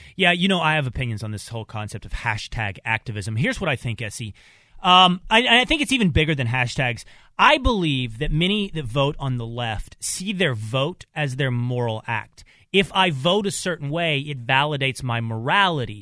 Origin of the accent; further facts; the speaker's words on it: Texas, United States; growing up in Texas.